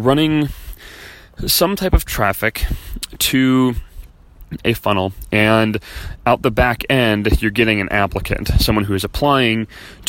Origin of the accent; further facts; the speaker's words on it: Chicago, Illinois, United States; moved away as an adult; now in California, United States; we're from Chicago